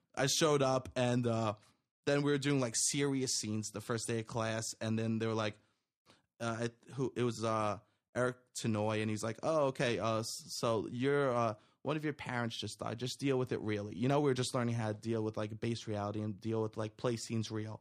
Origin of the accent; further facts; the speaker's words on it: New York City, New York, United States; my, uh, friends that I grew up with in Staten Island